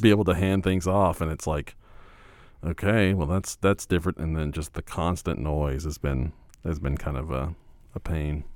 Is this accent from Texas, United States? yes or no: yes; Fort Worth, Texas, United States; I grew up in Fort Worth